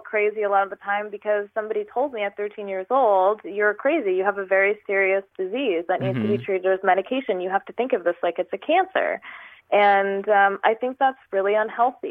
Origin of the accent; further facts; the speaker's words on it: New York, United States; moved away as an adult; also born or lived in California; So I'm originally from New York. I moved from New York to California.